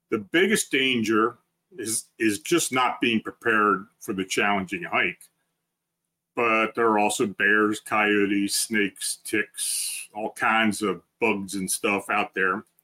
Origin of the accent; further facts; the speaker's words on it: Duncannon, Pennsylvania, United States; So we were hiking near the part of the Appalachian Trail where I grew up in Duncannon, and the Appalachian Trail runs through the town.